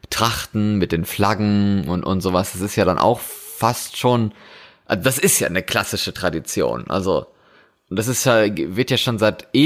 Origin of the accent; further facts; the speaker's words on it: Germany; wenn man jetzt in meine alte Heimat in Deutschland guckt, und dann sieht man da ähm, diese Schützenfeste, die es ja in jedem Dorf gibt.